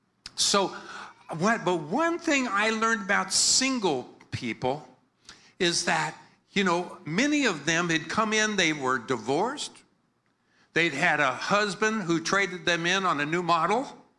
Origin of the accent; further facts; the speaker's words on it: Philippines; I'm like a Filipino. I'm a Filipino pastor. I'm a happy person.